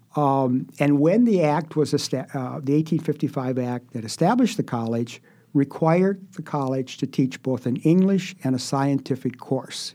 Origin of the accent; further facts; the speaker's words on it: Wisconsin, United States; moved away as an adult; also born or lived in Illinois; I was born in Wisconsin, and, uh, I grew up on a dairy farm